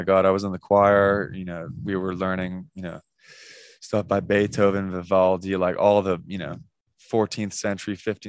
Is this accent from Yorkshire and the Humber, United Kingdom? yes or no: no; London, United Kingdom; also born or lived in Indiana / Virginia; I did grow up in London and I still live there.